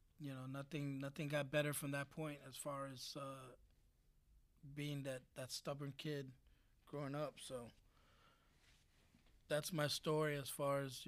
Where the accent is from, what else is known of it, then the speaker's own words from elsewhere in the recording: New York City, New York, United States; was born in New York.